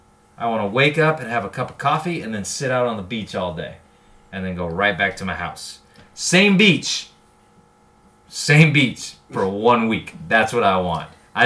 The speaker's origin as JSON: {"language": "English", "region": "Louisiana", "country": "United States", "tie": "born or raised there", "moved": "yes", "said": "I grew up in Louisiana."}